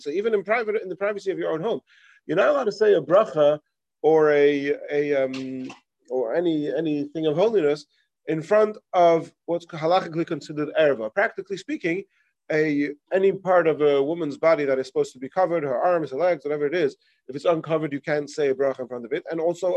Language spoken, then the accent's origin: English; England, United Kingdom; moved away; I remember in growing up in England, you have all the United Synagogue.